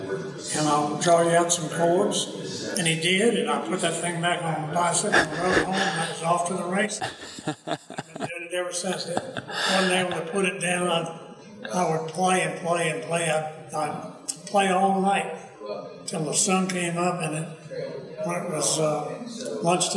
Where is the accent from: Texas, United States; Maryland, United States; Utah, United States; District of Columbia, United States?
Maryland, United States; also born or lived in Washington, D.C.; I was born in Washington, D.C. and lived in Maryland, not very far from Washington. And there were no banjo players in my part of the country. It was an urban upbringing